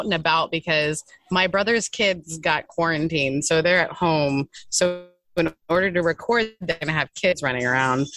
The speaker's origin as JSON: {"language": "English", "region": "Northern Ontario", "country": "Canada", "tie": "born or raised there", "also_born_or_lived": "Newfoundland", "moved": "yes", "lives_now": "Orange County, United States", "said": "I was born in Newfoundland, as one does. And then we moved to Northern Ontario, tiny town. It's like a really gorgeous place"}